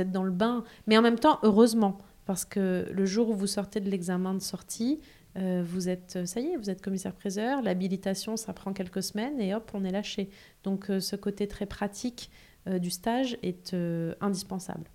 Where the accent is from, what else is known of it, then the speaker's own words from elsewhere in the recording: Aix-en-Provence, Provence-Alpes-Côte d'Azur, France; j'ai grandi en province, à Aix-en-Provence